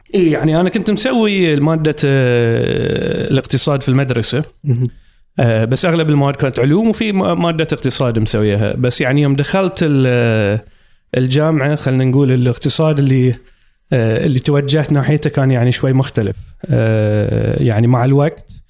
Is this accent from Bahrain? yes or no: yes; Muharraq, Muharraq Governorate, Bahrain; moved away as an adult; also born or lived in England; كبرت وربيت في آه، مدينة المحرق القديمة